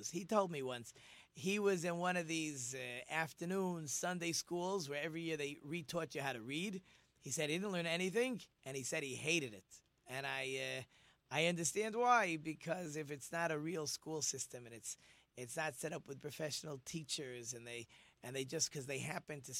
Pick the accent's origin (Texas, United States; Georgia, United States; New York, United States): New York, United States; Monsey; I decided I was going to go to a school in my hometown in Monsey so that I could study with my father.